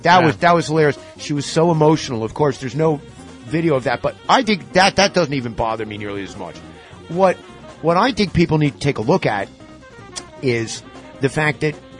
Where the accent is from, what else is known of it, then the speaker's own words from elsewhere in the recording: White Plains, New York, United States; I'm from White Plains. I was like, no, the other part of White Plains. The other side of the tracks, baby.